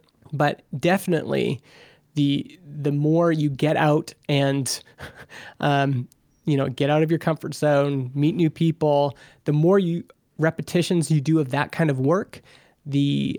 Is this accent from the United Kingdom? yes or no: no; Vernon, British Columbia, Canada; You know, we here in my hometown of Vernon, BC, people who live here, it's not a very big town.